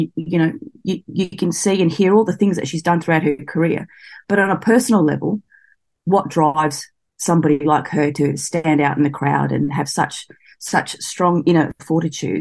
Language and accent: English; Sydney, New South Wales, Australia; I grew up near Blacktown out at Western Sydney